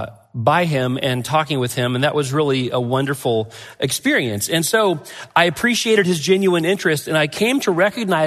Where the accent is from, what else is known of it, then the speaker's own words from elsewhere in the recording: Glenwood, Arkansas, United States; moved away as an adult; now in Ohio, United States; Quentin Road had planted a church in my hometown of Glenwood, Arkansas